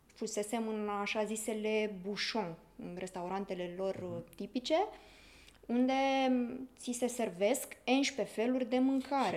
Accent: Romania; din ce țară călătoresc și în momentul în care am spus România

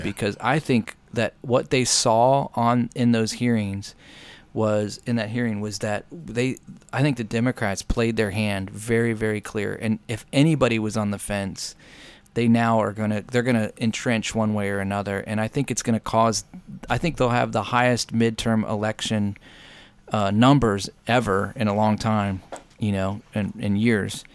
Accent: United States; being an American

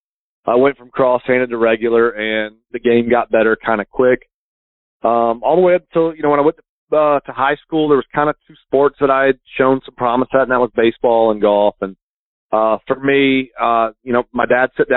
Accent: St. Augustine, Florida, United States; I grew up here in St. Augustine, Florida

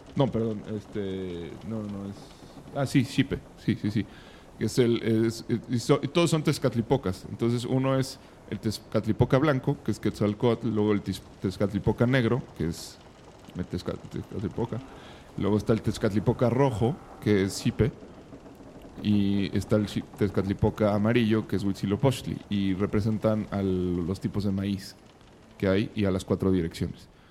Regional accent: Mexico; somos los mexicanos

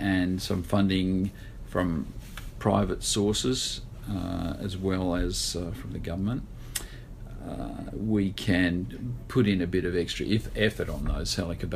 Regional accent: Kalgoorlie, Western Australia, Australia; I was born in Kalgoorlie

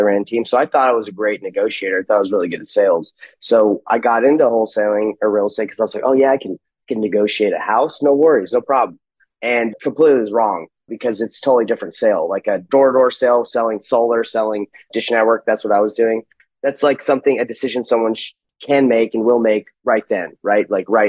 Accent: Salt Lake City, Utah, United States; I'm from Salt Lake City, Utah.

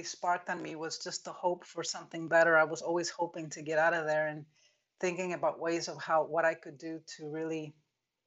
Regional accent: Mexico; now in Clearwater, United States; I grew up in Mexico in an orphanage, and I was born in a mountain region away from the city.

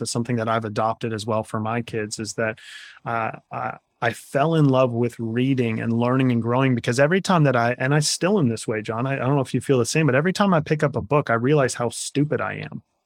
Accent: Kansas, United States; I'm a Kansas farm boy at heart. I grew up in the Midwest

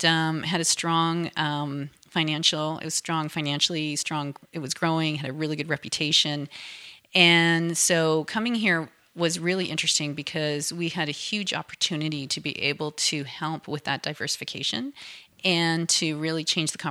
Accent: Thunder Bay, Ontario, Canada; also born or lived in Vancouver; now in Calgary, Canada; I grew up in Thunder Bay, actually.

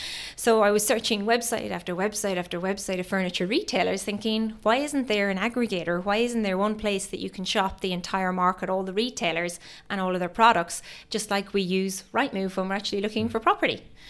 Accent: Ireland; now in United Kingdom; So I moved to the UK from Ireland over 12 years ago, and I spent most of the time working in banking.

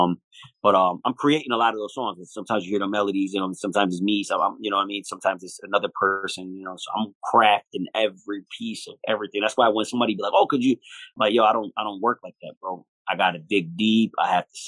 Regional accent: Buffalo, New York, United States; We're from Buffalo

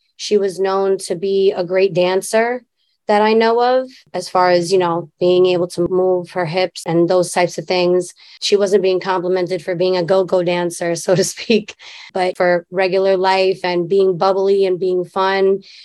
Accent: New York City, New York, United States; we grew up in Queensbridge

